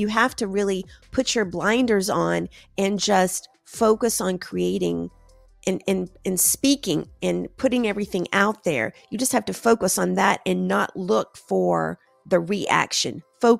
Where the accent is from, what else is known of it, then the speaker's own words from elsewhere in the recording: the South, United States; because I'm from the South, a watched pot never boils.